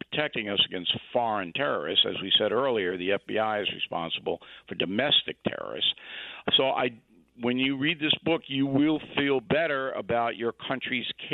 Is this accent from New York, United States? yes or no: yes; Levittown, New York, United States; I'm from Levittown.